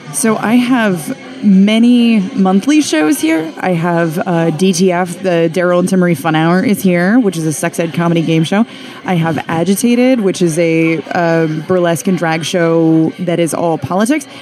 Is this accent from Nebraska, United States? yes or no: yes; Western Nebraska, United States; born or raised there; now in Philadelphia, United States